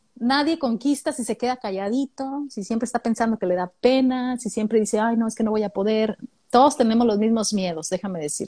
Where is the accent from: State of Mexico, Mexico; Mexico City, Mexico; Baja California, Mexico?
Baja California, Mexico; Mexicali; now in Australia; yo también crecí en Mexicali. No, no nací ah, ¿en ahí, serio? pero llegué, sí, llegué muy chiquitita allá a Mexicali, como de cuatro años, y crecí allá en Mexicali